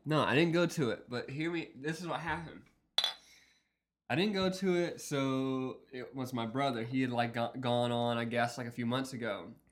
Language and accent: English; Wiggins, United States; that was my hometown in my high school